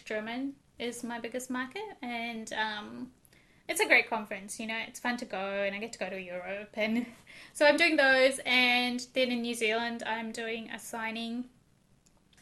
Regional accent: India; I'm Indian as well

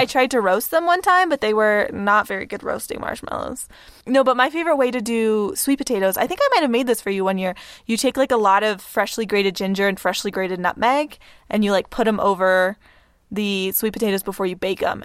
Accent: Texas, United States; we're from Texas

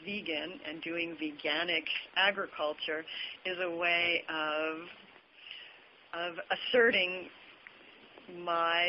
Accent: Montana, United States; I grew up in Montana, and I started on a cattle ranch

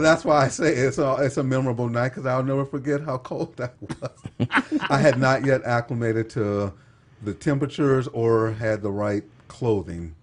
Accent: Texas, United States; moved away as an adult; now in Utah, United States; I'm from Texas

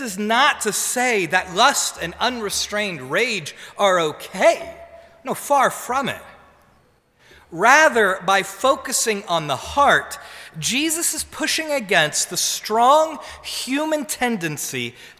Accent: New Jersey, United States; I'm from New Jersey.

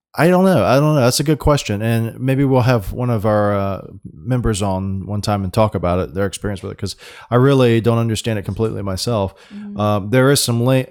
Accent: Florida, United States; we're from Florida or I'm from Florida and you know we're in Florida

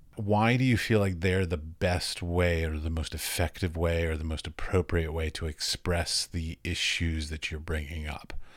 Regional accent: United States; as an American

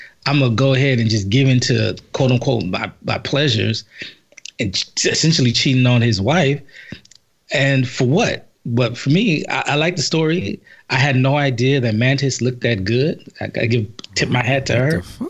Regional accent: Los Angeles, California, United States; First of all, I'm not from Compton. South Central. Compton adjacent.

